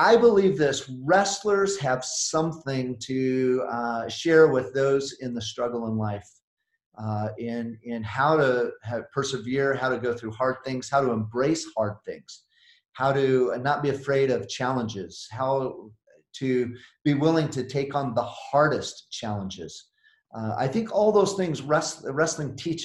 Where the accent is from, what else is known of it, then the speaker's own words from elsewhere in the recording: Oregon, United States; moved away as an adult; also born or lived in Idaho / Colorado Springs, Colorado; I'm from the Northwest, born in Idaho, and but spent most of my life in the great state of Oregon